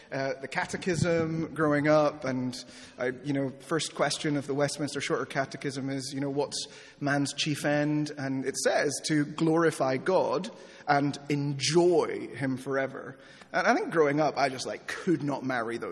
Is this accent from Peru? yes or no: yes; Peru; moved away; I grew up in Peru